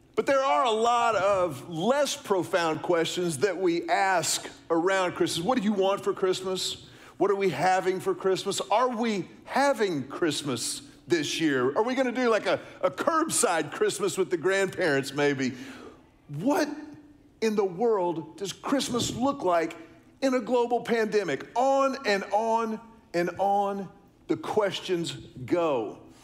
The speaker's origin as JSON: {"language": "English", "town": "Houston", "region": "Texas", "country": "United States", "tie": "born or raised there", "said": "I was growing up in Houston"}